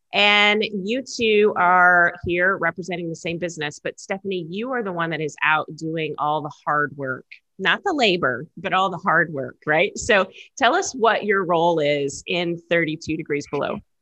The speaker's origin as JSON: {"language": "English", "town": "Dallas", "region": "Texas", "country": "United States", "tie": "born or raised there", "also_born_or_lived": "Seattle", "moved": "yes", "said": "I'm a Texas girl. I grew up in Dallas, but I grew up in a one-story house"}